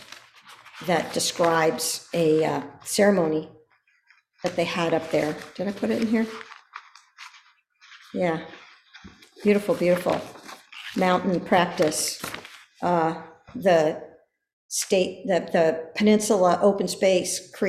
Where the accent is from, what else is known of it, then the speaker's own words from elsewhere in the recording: Pico Blanco, California, United States; I grew up around Pico Blanco, beautiful limestone mountain